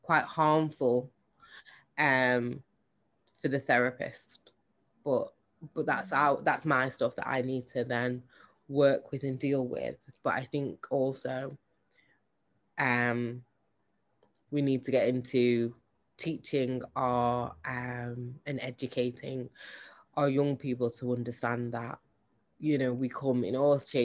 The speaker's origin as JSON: {"language": "English", "town": "Manchester", "region": "North West England", "country": "United Kingdom", "also_born_or_lived": "Jamaica", "said": "I'm from Manchester"}